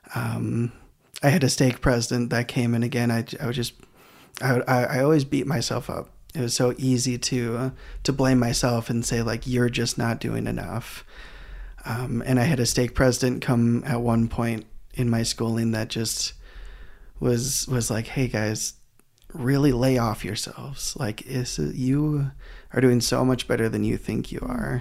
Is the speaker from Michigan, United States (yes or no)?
yes; Grand Rapids, Michigan, United States; moved away as an adult; also born or lived in Idaho; I am from Grand Rapids, Michigan. I moved to uh, Idaho to do all of my schooling.